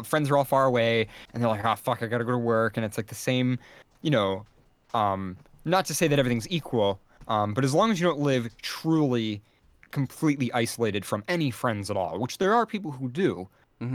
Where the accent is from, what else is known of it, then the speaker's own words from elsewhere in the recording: United States; as an American